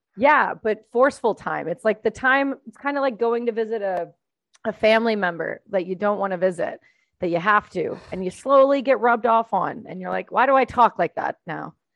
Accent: Canada; we're both Canadian

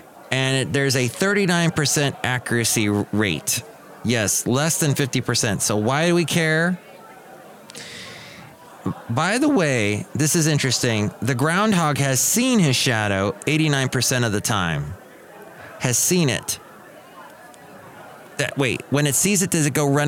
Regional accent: United States; I'm an American

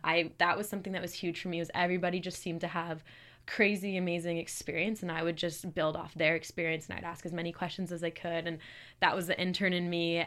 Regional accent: Calgary, Alberta, Canada; moved away as an adult; now in Kingston, Canada; I'm from Calgary

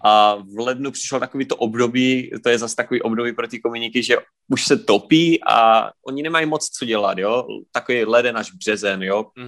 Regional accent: Prostějov, Olomouc Region, Czechia; jsem z Prostějova z České republiky, kousek od Olmouce

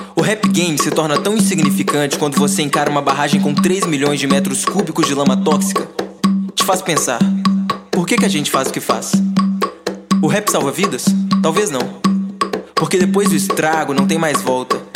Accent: Sergipe, Brazil; now in Minas Gerais, Brazil; sou sergipano, porém morando em terras mineiras

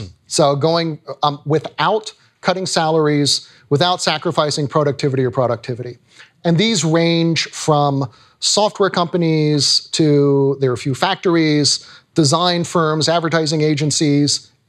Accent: Tennessee, United States; also born or lived in Virginia; I grew up in Tennessee and Virginia.

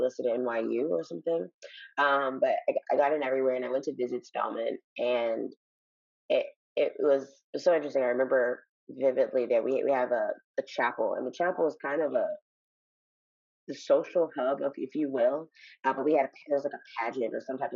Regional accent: Chicago, Illinois, United States; now in Los Angeles, United States; I'm from Chicago

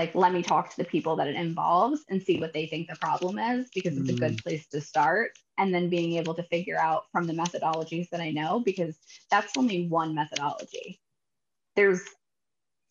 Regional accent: United States; moved away as an adult; also born or lived in New York City; now in California, United States; I grew up right outside of New York City

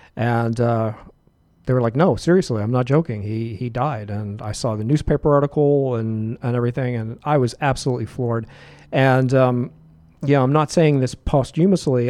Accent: Pittsburgh, Pennsylvania, United States; moved away; from Pittsburgh, my hometown

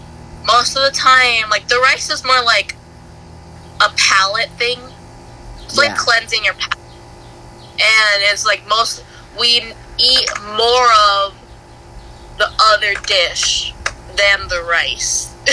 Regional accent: Cambodia; I was just like, "No. I'm from Cambodia."

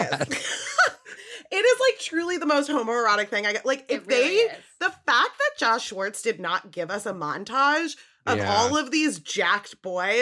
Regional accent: New England, United States; I grew up in New England

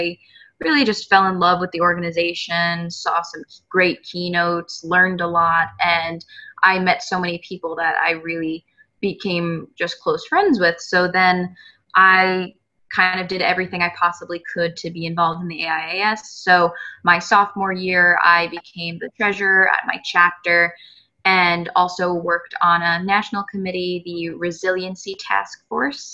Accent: New York, United States; moved away as an adult; now in Rhode Island, United States; I just moved back to Rhode Island from New York, which is my home state

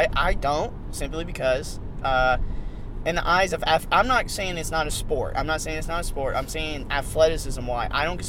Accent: Tacoma, Washington, United States; I'm from Tacoma, Washington.

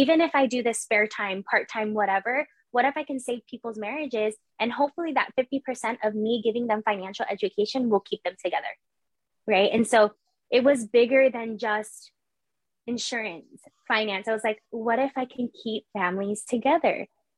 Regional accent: Philippines; I'm Filipino. I'm supposed to be in the medical industry and I was pursuing the medical industry. So that whole thing about Filipinos being in the nursing field, that is true.

